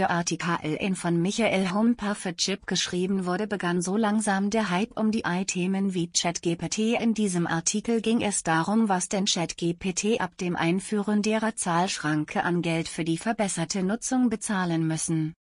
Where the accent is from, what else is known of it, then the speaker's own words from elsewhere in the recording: Zirndorf, Bavaria, Germany; So war es in meiner Heimatstadt Zirndorf in den 80er Jahren üblich, wenn man Stoffe und Kurzwaren wollte zu einem Geschäft namens der Stoffladen zu gehen.